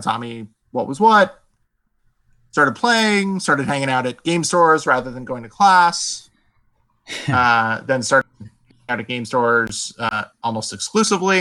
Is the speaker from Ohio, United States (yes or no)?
no; Las Vegas, Nevada, United States; moved away as an adult; now in Seattle, United States; I've lived in Las Vegas since I was four. I really had never known any other city